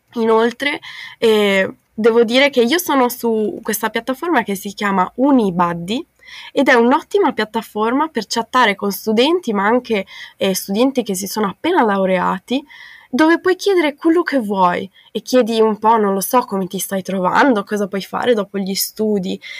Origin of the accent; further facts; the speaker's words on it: Bolzano, Trentino-Alto Adige, Italy; moved away as an adult; also born or lived in Australia; now in Netherlands; sono di Bolzano in Trentino Alto Adige, ho 21 anni